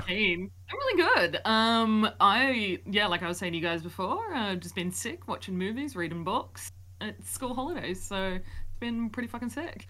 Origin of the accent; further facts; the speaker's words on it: Wollongong, New South Wales, Australia; I am a sociologist from Wollongong, Australia